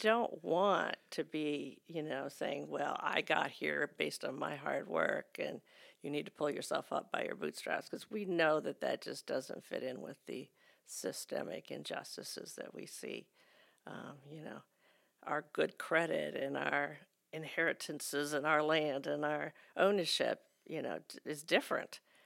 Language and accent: English; United States; as American Christians